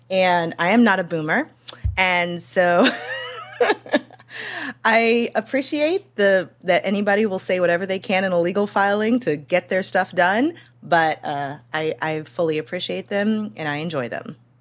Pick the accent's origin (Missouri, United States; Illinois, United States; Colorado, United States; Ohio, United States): Missouri, United States; St. Louis; moved away